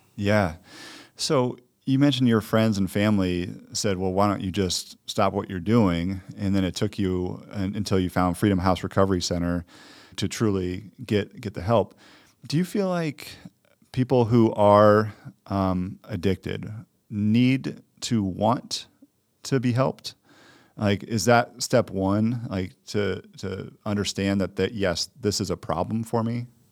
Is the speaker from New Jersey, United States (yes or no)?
no; Detroit, Michigan, United States; I'm from Detroit